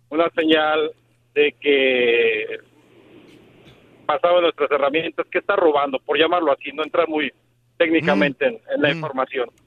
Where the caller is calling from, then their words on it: Texas, United States; yo soy acá de Meaton Texas.